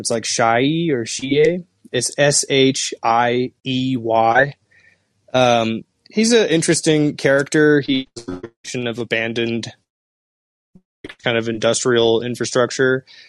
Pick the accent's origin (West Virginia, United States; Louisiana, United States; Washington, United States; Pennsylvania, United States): Washington, United States; Seattle; I'm from Seattle